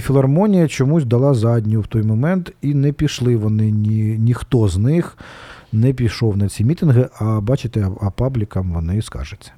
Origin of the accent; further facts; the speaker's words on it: Kharkiv, Kharkiv Oblast, Ukraine; це моя просто це моя мала батьківщина, одна з моїх малих батьківщин Одеська